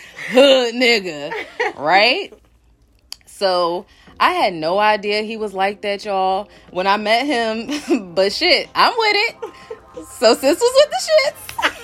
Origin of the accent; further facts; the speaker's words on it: Philadelphia, Pennsylvania, United States; He's from North Jersey and I'm obviously from Philly.